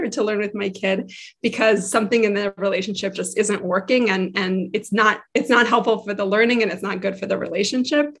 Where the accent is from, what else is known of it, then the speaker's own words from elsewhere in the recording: Israel; moved away as an adult; also born or lived in Boston / Minnesota; now in Washington, D.C., United States; I grew up in Israel, actually. My parents are from Denver